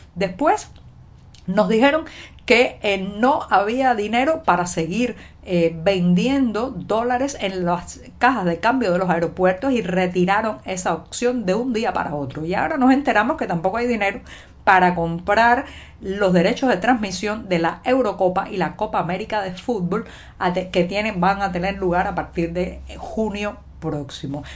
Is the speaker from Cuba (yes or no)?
yes; Cuba; cubana, periodista, ciudadana